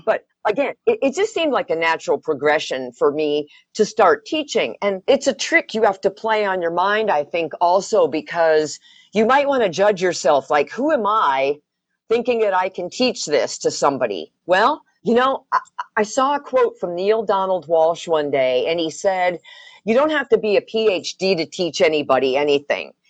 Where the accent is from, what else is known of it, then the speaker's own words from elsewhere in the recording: Wisconsin, United States; moved away; also born or lived in Colorado / Denver / Arizona; growing up in Wisconsin